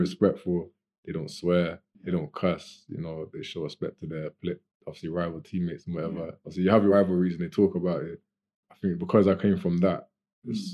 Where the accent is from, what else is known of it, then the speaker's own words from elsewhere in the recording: Gloucester, South West England, United Kingdom; from here, from Gloucester